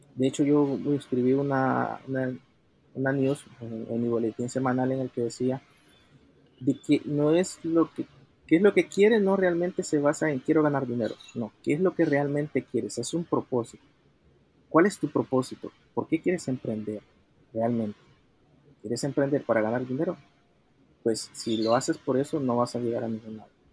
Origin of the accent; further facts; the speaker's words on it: El Salvador; soy originario de El Salvador